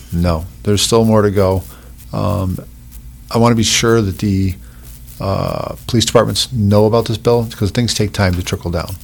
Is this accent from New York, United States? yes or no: yes; Oswego County, New York, United States; I grew up in Oswego County